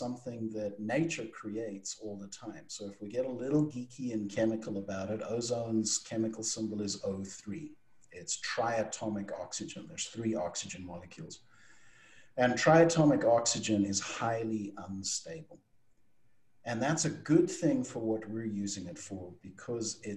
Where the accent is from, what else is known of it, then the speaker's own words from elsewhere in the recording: South Africa; accent: South African; moved away as an adult; now in United States; my weird accent's from South Africa. So I grew up in South Africa, qualified as an electrical engineer, moved to America